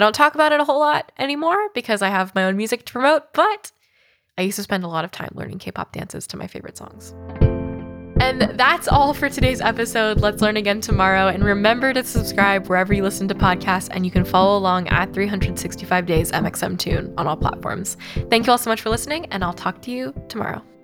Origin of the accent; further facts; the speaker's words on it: Oakland, California, United States; moved to Oakland, California. Shout out to my hometown